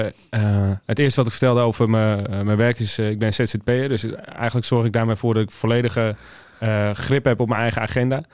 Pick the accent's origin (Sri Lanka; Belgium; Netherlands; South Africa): Netherlands; Limmen, North Holland; moved away as an adult; also born or lived in Alkmaar; now in Amsterdam, Netherlands; geboren in Alkmaar, eh, nu woonachtend in Amsterdam. Opgegroeid in de omgeving Hello Limmen